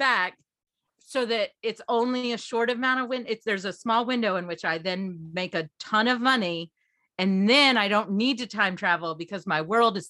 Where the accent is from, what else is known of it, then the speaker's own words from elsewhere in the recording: Kentucky, United States; I'm from Kentucky.